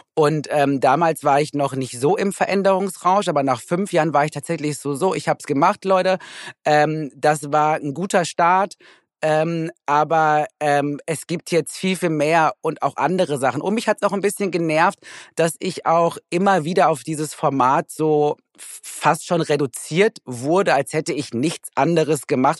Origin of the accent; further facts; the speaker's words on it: Recklinghausen, North Rhine-Westphalia, Germany; moved away; ich komme ja aus Recklinghausen